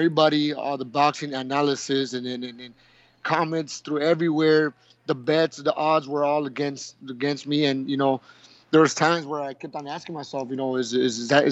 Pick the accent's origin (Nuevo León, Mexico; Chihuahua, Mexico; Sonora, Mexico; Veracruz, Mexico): Sonora, Mexico; Nogales; also born or lived in Tucson, Arizona; now in Hermosillo, Mexico; I was born in Nogales, Sonora, when I was just about one and a half years old. My father and my mother moved to Tucson, Arizona, where I did my elementary school